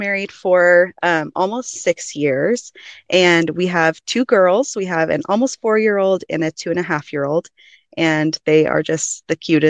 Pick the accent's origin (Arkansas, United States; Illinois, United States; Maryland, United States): Arkansas, United States; now in Utah, United States; I grew up in Arkansas, currently living in Utah